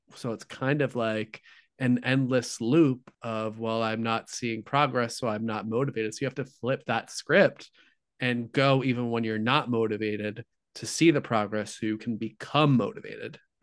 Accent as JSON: {"language": "English", "region": "Midwest", "country": "United States", "said": "I'm from the Midwest"}